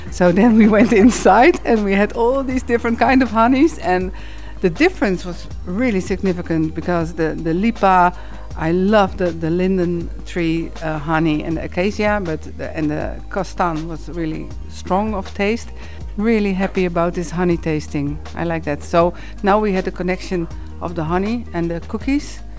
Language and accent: English; Netherlands; English is a second language; now in Rečica ob Savinji, Slovenia; I'm from the Netherlands and I live now in Rečica ob Savinji.